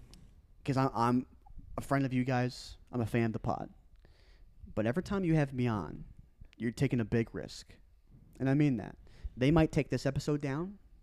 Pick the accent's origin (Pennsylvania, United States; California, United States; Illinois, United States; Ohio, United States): Illinois, United States; St. Charles; people from my hometown, the St. Charles